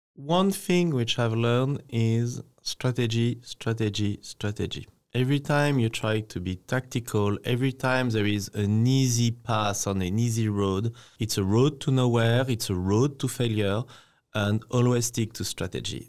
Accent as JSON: {"language": "English", "country": "France", "moved": "yes", "lives_now": "Taiwan"}